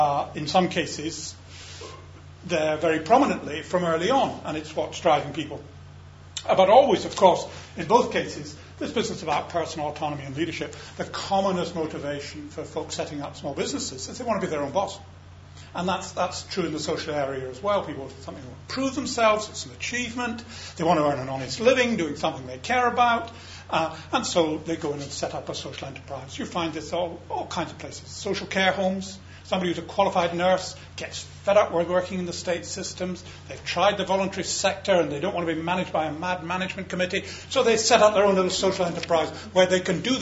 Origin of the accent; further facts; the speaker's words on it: Scotland, United Kingdom; I'm a Scot